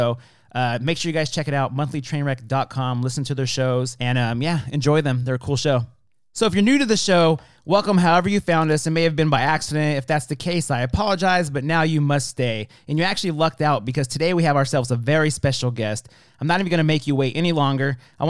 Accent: near Fresno, California, United States; moved away; I grew up near Fresno

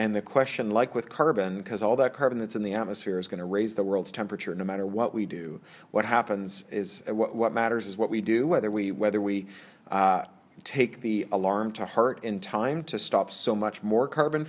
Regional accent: Toronto, Ontario, Canada; also born or lived in Central America / San Francisco / London; now in Los Angeles, United States; I'm from Toronto, where Canadians are like serial killers. We look just like everyone else, and we're everywhere. I lived in Central America, in San Francisco, in L.A., in London for 13 years, and then in L.A. a couple more times, and I'm back in L.A.

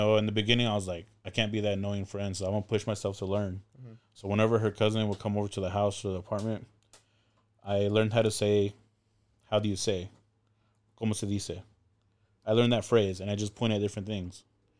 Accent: Go Vap, Ho Chi Minh City, Vietnam; We referenced Govap as the Vap. You know, that's, we grew up in the Vap, and Vap is like ghetto and like, It's a rough area.

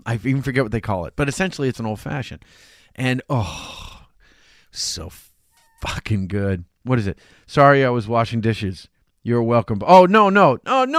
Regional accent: Chelsea, Massachusetts, United States; when I grew up in Chelsea

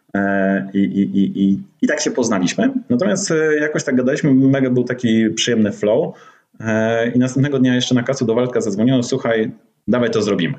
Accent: Gdańsk, Pomeranian Voivodeship, Poland; also born or lived in Warsaw; jestem właśnie, tak jak rozmawialiśmy przed e, nagraniem, z Gdańska

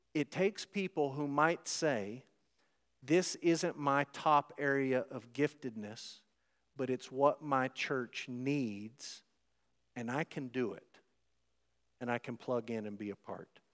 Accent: United States; American Christians who live in the West in twenty twenty-four

